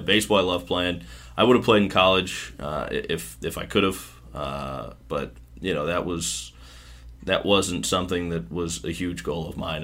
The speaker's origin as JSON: {"language": "English", "town": "Smithville", "region": "Missouri", "country": "United States", "tie": "born or raised there", "also_born_or_lived": "Kansas City, Missouri / Quad Cities / Myrtle Beach, South Carolina", "moved": "as an adult", "lives_now": "Pensacola, United States", "said": "I grew up in a small town just north of Kansas City called Smithville"}